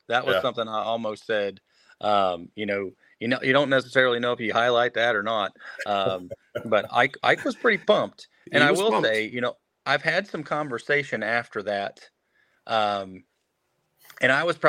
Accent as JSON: {"language": "English", "area": "15 miles from Louisville", "region": "Kentucky", "country": "United States", "tie": "born or raised there", "said": "My hometown was Louisville. I mean, my dad and mom, I grew up 15 miles from Louisville."}